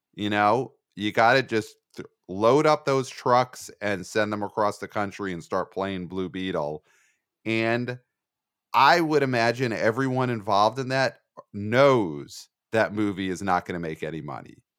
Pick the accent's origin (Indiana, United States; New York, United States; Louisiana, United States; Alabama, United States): New York, United States; New York City; I'm a New Yorker